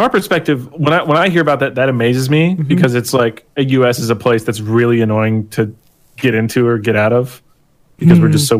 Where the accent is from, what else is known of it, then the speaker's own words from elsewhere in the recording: United States; My West Virginian driver's license, like, you know, I was just here, like, I'm an American.